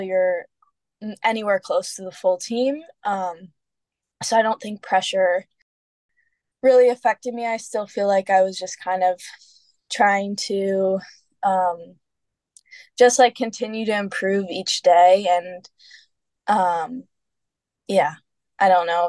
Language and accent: English; Florida, United States; I'm from Florida.